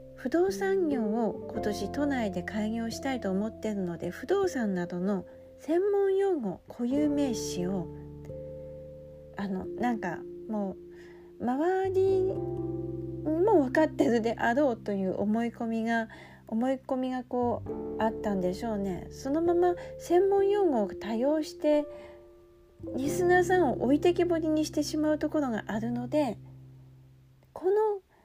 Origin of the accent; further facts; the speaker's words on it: Aomori, Japan; moved away; 私は出身が青森なので方言が喋れるので